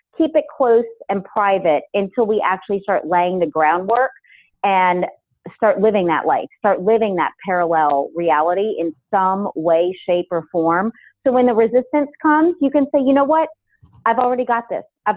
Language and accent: English; New Orleans, Louisiana, United States; moved away as an adult; also born or lived in Los Angeles; to come out to Los Angeles from being born and raised in New Orleans